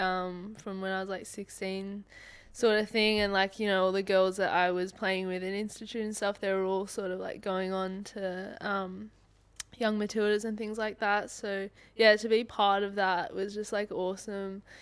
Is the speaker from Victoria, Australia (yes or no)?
no; Sydney, New South Wales, Australia; moved away as an adult; now in Perth, Australia; I'm from Sydney